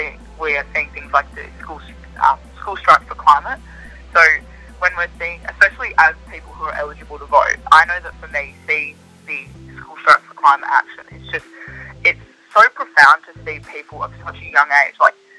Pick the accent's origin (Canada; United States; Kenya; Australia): Australia; Perth, Western Australia; I'm from Perth